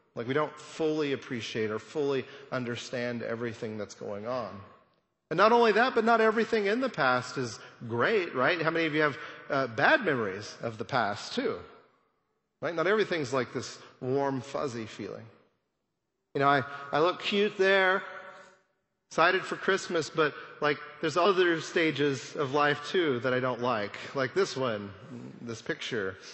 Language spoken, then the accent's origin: English; Amarillo, Texas, United States; I grew up in Amarillo